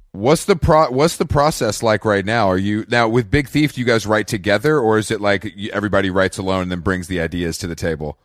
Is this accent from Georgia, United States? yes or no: yes; Atlanta, Georgia, United States; moved away; also born or lived in New York; growing up in Atlanta